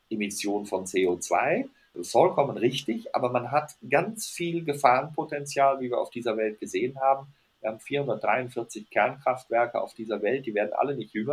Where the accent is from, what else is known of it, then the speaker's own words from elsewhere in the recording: Rhineland, Germany; weil ich bin Rheinländer und wir Rheinländer sind optimistisch.